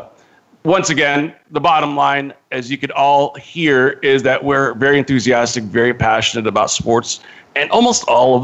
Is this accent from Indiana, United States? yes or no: no; Modesto, California, United States; I grew up in Northern California in the Central Valley in Modesto.